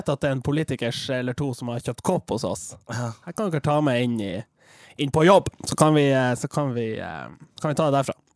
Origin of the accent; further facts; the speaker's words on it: Tromsø, Troms, Norway; Jeg er fra Tromsdalen